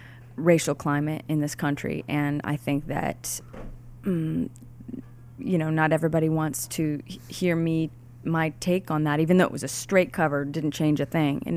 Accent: Pocatello, Idaho, United States; also born or lived in Boise; I was born in Boise and I was raised in Pocatello.

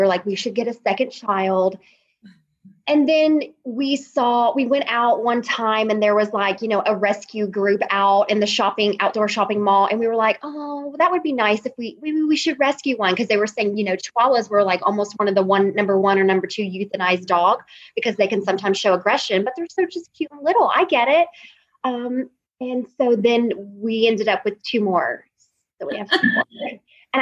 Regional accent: Memphis, Tennessee, United States; moved away as an adult; also born or lived in Alabama; now in Little Rock, United States; I grew up in Memphis.

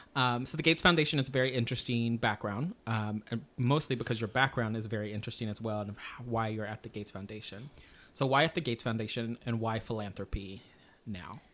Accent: Texas, United States; I grew up in Texas

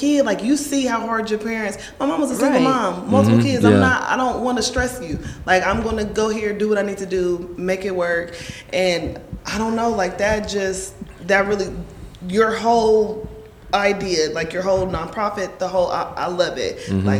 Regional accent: United States; Yeah, I grew up out west. I'm from the Hilltop.

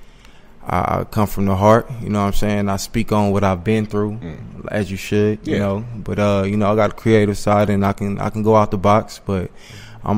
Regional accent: Los Angeles, California, United States; moved away as an adult; I'm from South Central

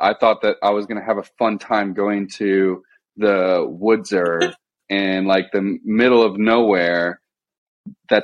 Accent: Illinois, United States; So I'm from Illinois. I'm not from Florida.

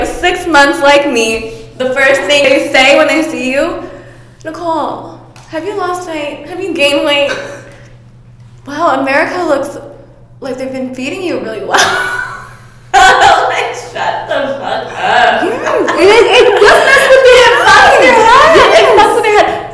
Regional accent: Bangkok, Thailand; moved away; I grew up in Asia. I grew up in Bangkok.

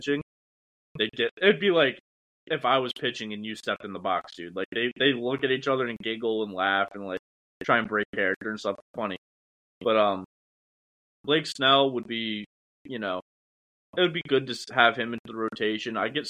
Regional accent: Ravena, New York, United States; I'm from Ravenna

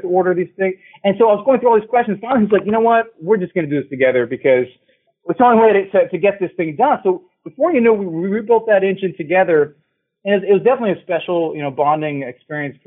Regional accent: Ohio, United States; I grew up in Ohio

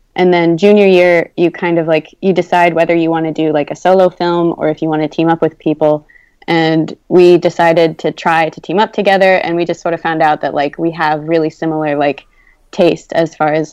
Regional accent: Cincinnati, Ohio, United States; I'm from Cincinnati, Ohio

